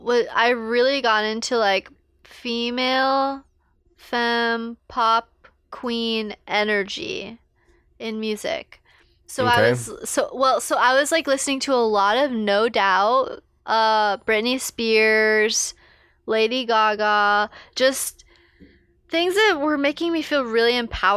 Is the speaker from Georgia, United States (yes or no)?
yes; Savannah, Georgia, United States; born there; Well, Caleb, did you know that I was born in Savannah?